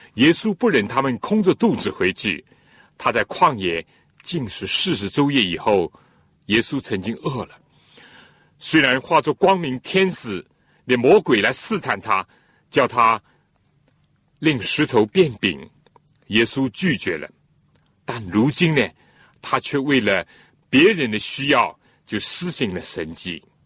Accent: China; 我们中国人讲， 尊重

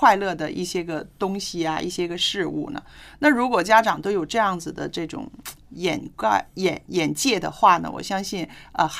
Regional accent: China; 我们中国人

